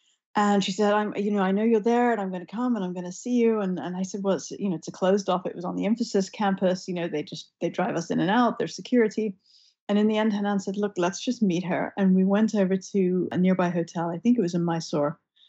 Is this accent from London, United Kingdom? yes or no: yes; London, United Kingdom; Western cultures, where I was growing up in London